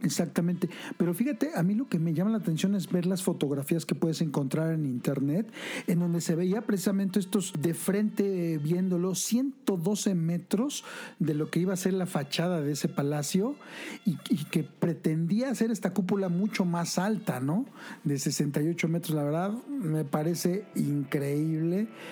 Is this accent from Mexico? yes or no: yes; Mexico; como mexicanos